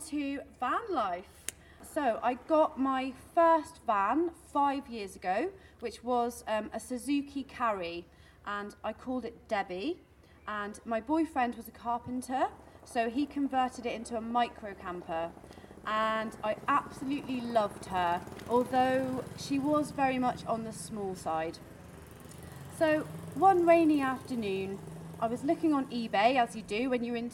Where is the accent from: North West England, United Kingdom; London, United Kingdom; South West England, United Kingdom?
South West England, United Kingdom; Devon; I'm from Devon in the UK.